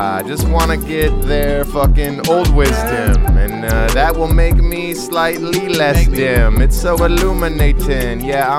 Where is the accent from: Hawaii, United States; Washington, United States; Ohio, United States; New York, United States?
Hawaii, United States; moved away; I was born and raised in, born and raised in Hawaii.